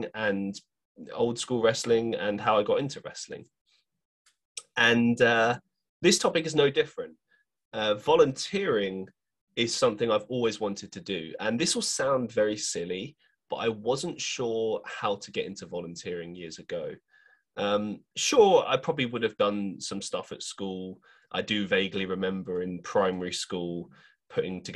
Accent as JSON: {"language": "English", "region": "London", "country": "United Kingdom", "tie": "born or raised there", "moved": "as an adult", "lives_now": "Manchester, United Kingdom", "said": "growing up in London"}